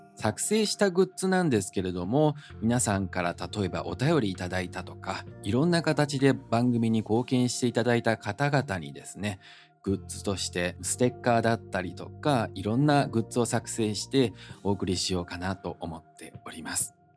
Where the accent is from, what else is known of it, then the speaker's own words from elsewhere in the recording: Osaka, Japan; moved away as an adult; also born or lived in Taiwan / France; 大阪生まれの大阪育ち、純粋な日本人でございます